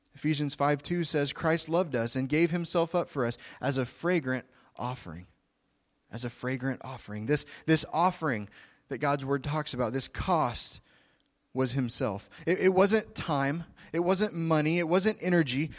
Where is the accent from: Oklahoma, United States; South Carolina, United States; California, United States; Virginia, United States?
Oklahoma, United States; I'm from Oklahoma. I'm a Southern boy.